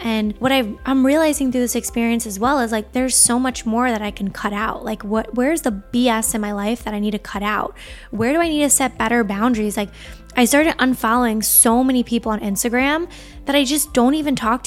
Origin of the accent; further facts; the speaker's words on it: Long Island, New York, United States; I grew up on Long Island